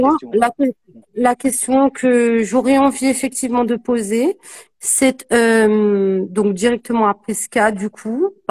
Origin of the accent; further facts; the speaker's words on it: French Guiana; moi, je suis une Guyanaise